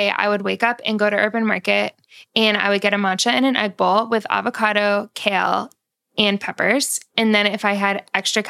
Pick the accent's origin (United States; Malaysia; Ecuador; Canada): United States; Winchester, Massachusetts; I was born in Winchester, Massachusetts.